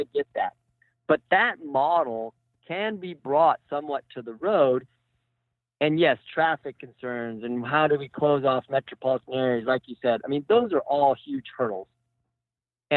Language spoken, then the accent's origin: English; United States; moved away; the town that I grew up in Redoso